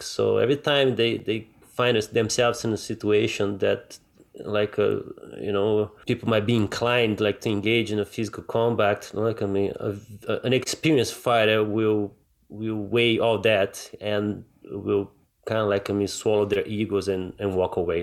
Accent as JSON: {"language": "English", "region": "Rio de Janeiro", "country": "Brazil", "tie": "born or raised there", "moved": "yes", "said": "I grew up in Brazil, right? Like, and, and, and Rio can get pretty rough sometimes"}